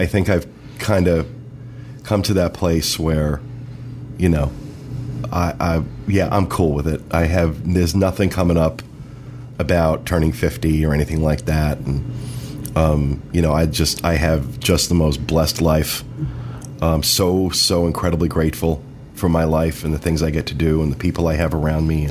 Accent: Weehawken, New Jersey, United States; We were both born at North Hudson Hospital in Weehawken

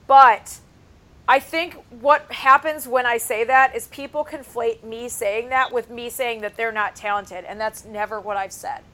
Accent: Cleveland, Ohio, United States; now in Los Angeles, United States; he asks me if I'm from Cleveland, and I say yes.

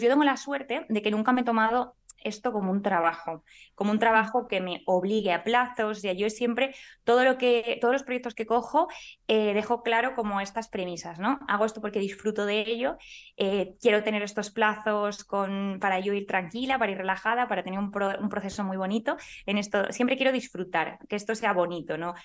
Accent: Valladolid, Castile and León, Spain; Yo soy de Valladolid

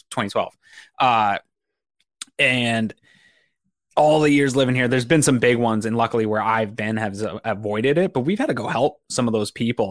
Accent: Northeast, United States; I grew up in the Northeast

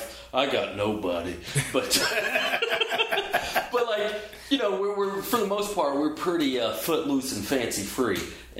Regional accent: Georgia, United States; now in Los Angeles, United States; I'm from Georgia. Never, we don't have earthquakes there. We have tornadoes and stuff like that.

